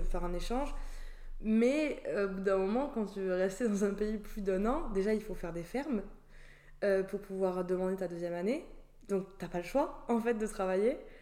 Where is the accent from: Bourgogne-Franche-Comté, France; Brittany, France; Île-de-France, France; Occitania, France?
Occitania, France; Toulouse; moved away as an adult; now in Australia; je suis originaire du sud de la France, de Toulouse, du coup où j'ai vécu euh, du coup toute mon enfance